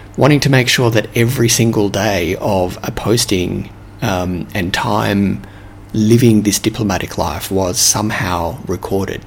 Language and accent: English; Australia; accent: Australian; moved away; my Australian accent